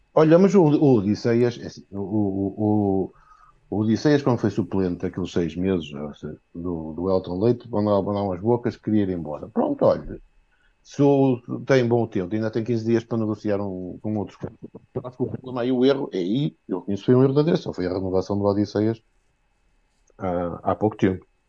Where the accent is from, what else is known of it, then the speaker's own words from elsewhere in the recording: Viana do Castelo, Norte, Portugal; now in Póvoa de Varzim, Portugal; apesar de ser de Vião Castelo, moro na Póvoa de Barzinho.